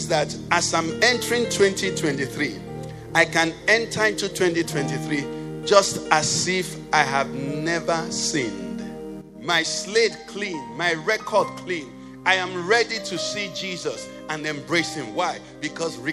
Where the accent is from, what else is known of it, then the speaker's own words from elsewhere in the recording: Nnewi, Anambra, Nigeria; I'm from Nnewi. We like money. I think Nnewi has the richest people per square meter in the whole of Nigeria